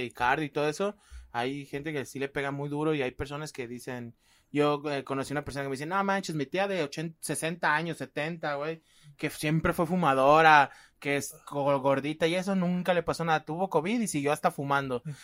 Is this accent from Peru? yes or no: no; Guadalajara, Jalisco, Mexico; somos de Guadalajara